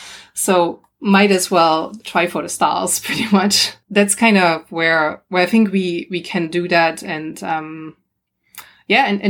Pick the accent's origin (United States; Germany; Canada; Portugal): Germany; moved away; also born or lived in Australia; I'm from Germany originally.